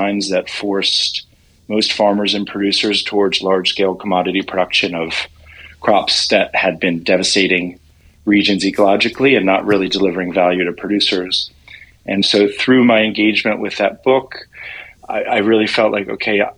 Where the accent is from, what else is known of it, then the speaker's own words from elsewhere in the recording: Washington, District of Columbia, United States; I grew up in Washington, D.C. in a commercial real estate family